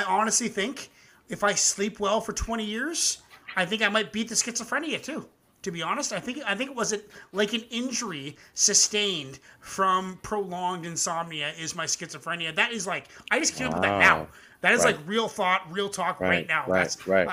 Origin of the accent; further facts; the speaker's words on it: Canada; I'm a Canadian boy.